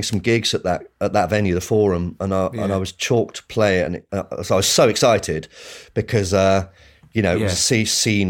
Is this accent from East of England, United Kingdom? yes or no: yes; Bishop's Stortford, East of England, United Kingdom; Yeah, exactly. So if you're going, because it's north, it's like Stansted Airport way.